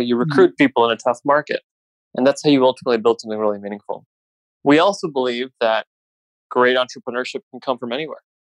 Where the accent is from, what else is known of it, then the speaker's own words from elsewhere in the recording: California, United States; born there; I was born in California, moved around a lot as a kid.